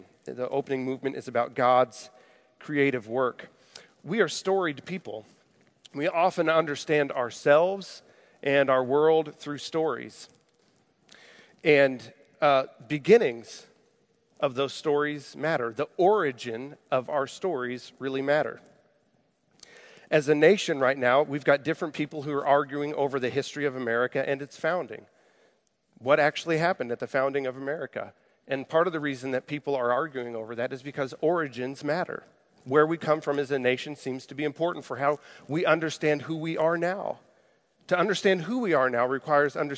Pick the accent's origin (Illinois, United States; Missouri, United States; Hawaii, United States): Missouri, United States; Jefferson City; I grew up in Jefferson City, Missouri.